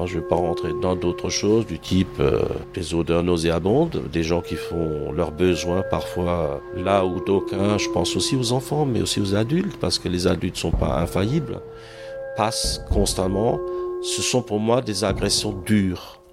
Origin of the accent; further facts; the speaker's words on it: Ratzwiller, Grand Est, France; moved away as an adult; now in Strasbourg, France; je suis du nord de l'Alsace, de Ratzwiller, la région de Dibringen.